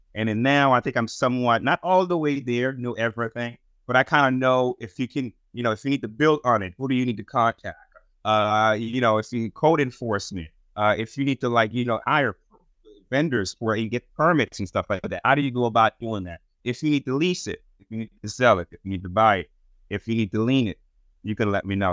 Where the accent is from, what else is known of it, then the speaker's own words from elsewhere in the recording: Haiti; now in United States; I'm from Haiti